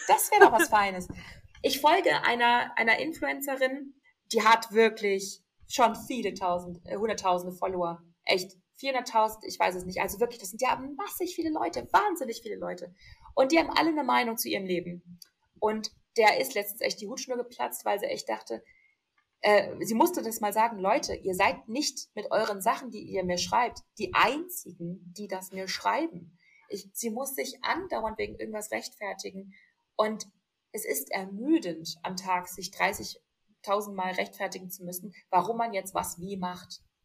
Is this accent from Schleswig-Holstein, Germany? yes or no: no; Ruhr area, North Rhine-Westphalia, Germany; now in Augsburg, Germany; ich bin ja auch aus dem Ruhrgebiet